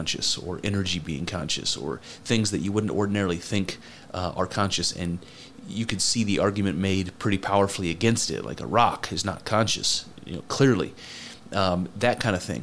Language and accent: English; United States; I'm American